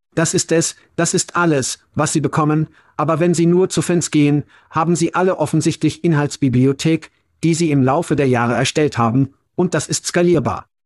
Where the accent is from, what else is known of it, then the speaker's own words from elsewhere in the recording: United States; moved away as an adult; also born or lived in Europe; Als Amerikaner